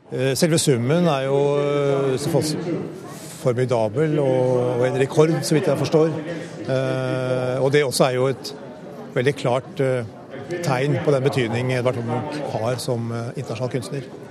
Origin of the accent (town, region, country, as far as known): Norway